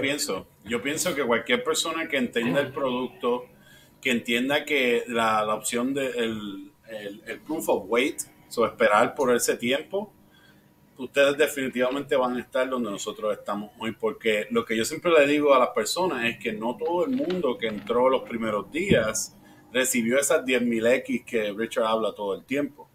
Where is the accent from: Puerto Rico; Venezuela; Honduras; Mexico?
Puerto Rico; also born or lived in Florida; now in Midwest, United States; yo soy de Puerto Rico, so nací en Puerto Rico, eh, me mudé